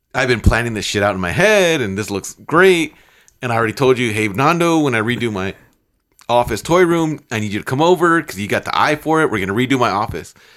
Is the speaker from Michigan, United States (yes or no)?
no; Chicago, Illinois, United States; I'm from Chicago.